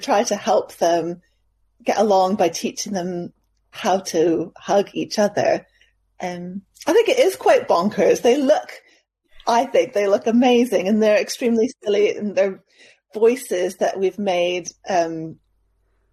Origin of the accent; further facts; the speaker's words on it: Canada; also born or lived in London; now in North East England, United Kingdom; I'm originally from Canada